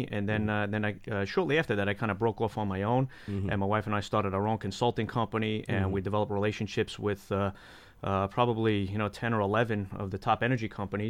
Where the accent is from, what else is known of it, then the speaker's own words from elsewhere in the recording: New York, United States; moved away; Well, I was born and raised in New York.